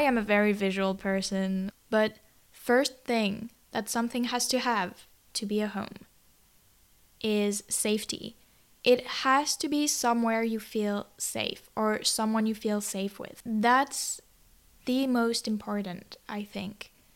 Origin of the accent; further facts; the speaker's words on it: Toulouse, Occitania, France; moved away; it was my home country or, like, m, my birth country would be more accurate